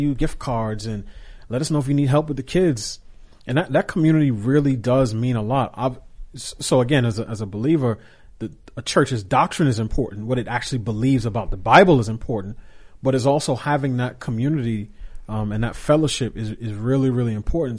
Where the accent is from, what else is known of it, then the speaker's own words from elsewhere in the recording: New York, United States; as a kid growing up in New York and taking the subway